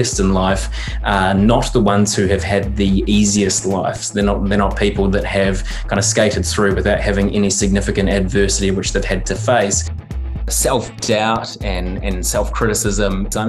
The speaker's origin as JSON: {"language": "English", "town": "Christchurch", "region": "Canterbury", "country": "New Zealand", "also_born_or_lived": "Gold Coast, Australia", "said": "I'm from Christchurch"}